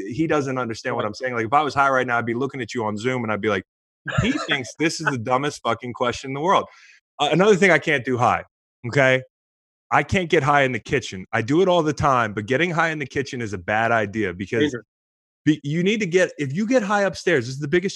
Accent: Virginia, United States; I'm from Virginia

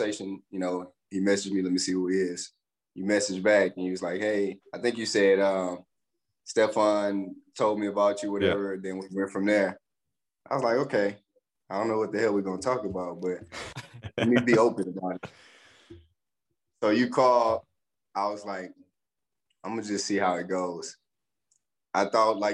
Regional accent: Pineville, Louisiana, United States; moved away as an adult; also born or lived in DeRidder, Louisiana / Hayward, California; I grew up in Palmville, Louisiana

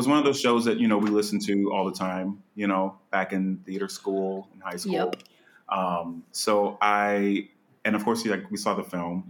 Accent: Slidell, Louisiana, United States; also born or lived in New Orleans, Louisiana; So I was born in New Orleans, and I grew up right outside New Orleans in a little town called Slidell, Louisiana.

